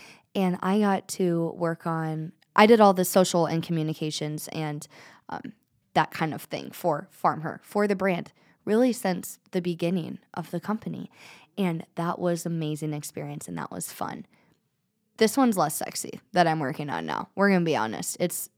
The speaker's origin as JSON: {"language": "English", "country": "United States", "tie": "born or raised there"}